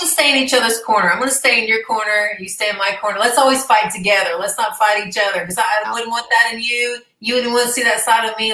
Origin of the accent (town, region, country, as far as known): Arkansas, United States; moved away as an adult; also born or lived in Dallas, Texas